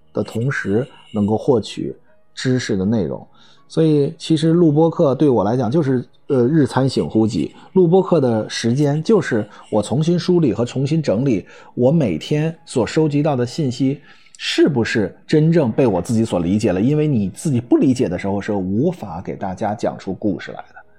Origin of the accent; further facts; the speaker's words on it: China; 我们中国人